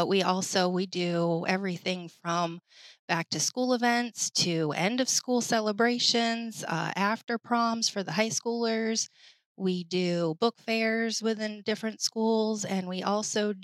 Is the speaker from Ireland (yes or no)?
no; Maine, United States; moved away as an adult; also born or lived in Florida; now in Hampton, United States; I'm originally from Maine, born and raised there